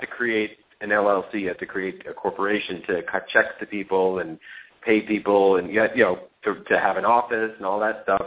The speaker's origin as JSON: {"language": "English", "region": "New York", "country": "United States", "moved": "yes", "lives_now": "Los Angeles, United States", "said": "we live in L.A. I'm from New York"}